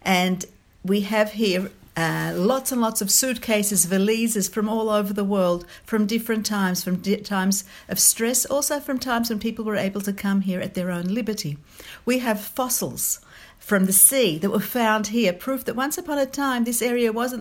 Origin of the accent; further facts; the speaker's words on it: Australia; moved away as an adult; now in Israel; I'm Australian born and bred